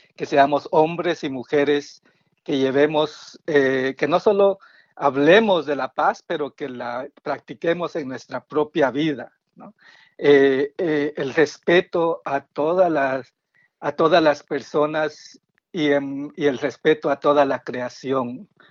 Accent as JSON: {"language": "Spanish", "country": "Guatemala", "tie": "born or raised there", "moved": "yes", "lives_now": "Silver Spring, United States", "said": "vivo en Silver Spring, Maryland, y soy originario de Guatemala"}